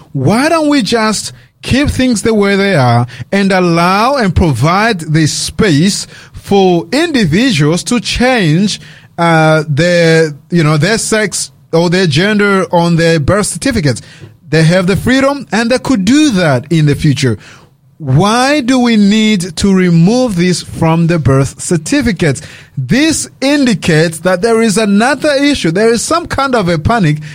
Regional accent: Australia; I was raised here in Australia as a teenager. Um, I came here when, I was uh, really young.

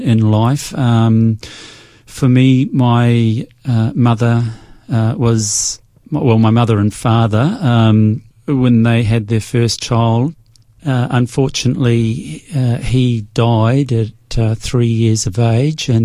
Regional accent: New Zealand; moved away as an adult; now in Perth, Australia; I'm a Kiwi. I'm from New Zealand.

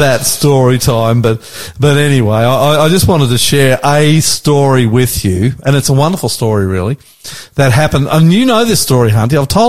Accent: Auckland, New Zealand; also born or lived in Nowra, New South Wales, Australia; now in Sydney, Australia; I was born in Nowra, but I was brought up in New Zealand. Auckland, New Zealand. That's correct. I'm not a Kiwi, I'm an Aussie.

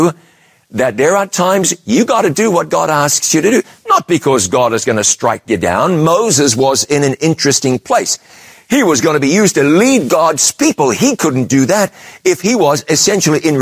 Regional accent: New Zealand; moved away as an adult; also born or lived in London, United Kingdom; I'd left my home country of New Zealand

